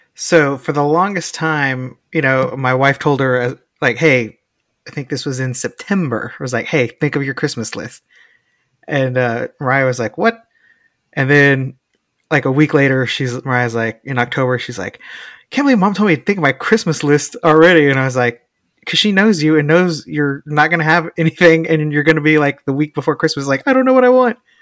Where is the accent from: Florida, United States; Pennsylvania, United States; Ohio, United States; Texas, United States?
Texas, United States; we grew up in Texas